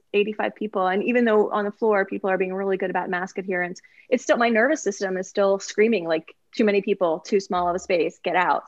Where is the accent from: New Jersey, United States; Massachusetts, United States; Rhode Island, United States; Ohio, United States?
Ohio, United States; Cincinnati; now in Kentucky, United States; When I was growing up in Cincinnati, Ohio